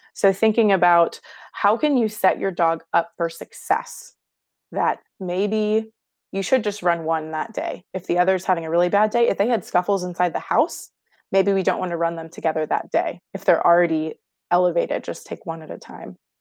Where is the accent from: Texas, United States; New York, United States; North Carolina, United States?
Texas, United States; Houston; I grew up in Houston, Texas